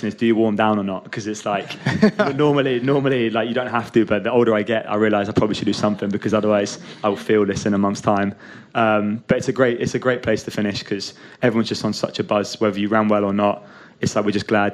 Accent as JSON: {"language": "English", "region": "Scotland", "country": "United Kingdom", "tie": "born or raised there", "said": "growing up in Scotland"}